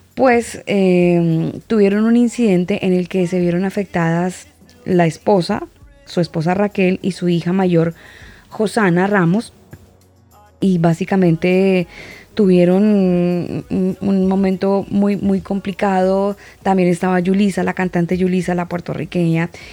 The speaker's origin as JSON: {"language": "Spanish", "country": "Colombia", "moved": "yes", "lives_now": "Santiago, Chile", "said": "yo, pues, obviamente por mi acento me ubicarán y algunos amigos más cercanos sabrán que yo soy colombiana"}